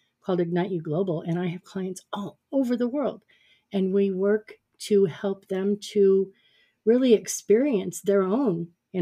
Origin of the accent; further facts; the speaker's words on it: Phoenix, Arizona, United States; moved away as an adult; also born or lived in Prescott, Arizona; I had moved from my hometown of Phoenix, Arizona, up to Prescott, Arizona